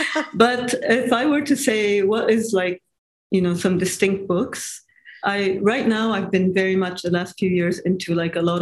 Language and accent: English; Japan; I guess it's because I grew up in in Asia and Japan, and so for me, uh, you know, having that Asian culture, it's very uh, um, attractive for me.